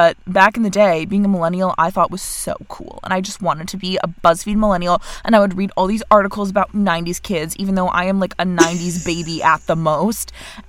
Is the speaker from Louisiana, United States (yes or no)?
no; Vermont, United States